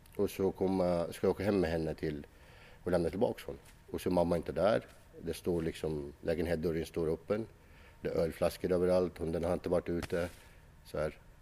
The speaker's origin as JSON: {"language": "Swedish", "country": "Iraq", "tie": "born or raised there", "moved": "yes", "lives_now": "Sweden", "said": "Jag växte upp i, i, i, Irak"}